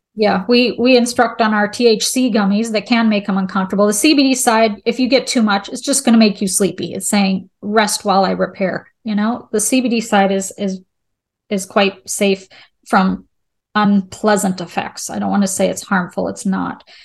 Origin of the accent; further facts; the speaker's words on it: Charlotte, North Carolina, United States; I'm from the Charlotte area, there's a lot of banks